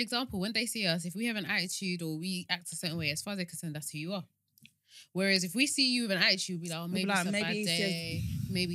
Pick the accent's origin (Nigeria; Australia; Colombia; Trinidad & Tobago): Nigeria; especially us Nigerians